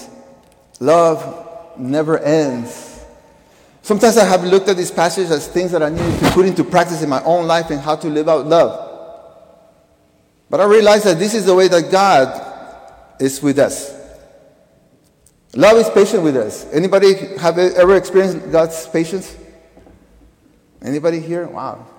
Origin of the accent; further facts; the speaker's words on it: Peru; moved away; I was born in Peru